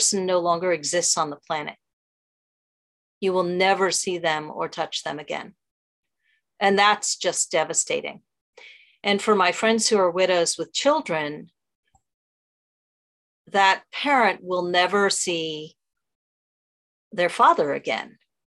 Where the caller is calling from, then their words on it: New York City, New York, United States; From New York City, actually.